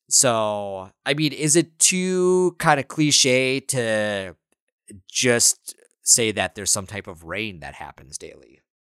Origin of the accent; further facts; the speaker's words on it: Minnesota, United States; I'm from Minnesota